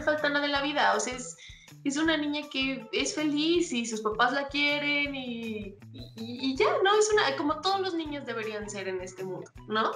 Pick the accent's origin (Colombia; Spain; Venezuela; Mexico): Mexico; como mexicanos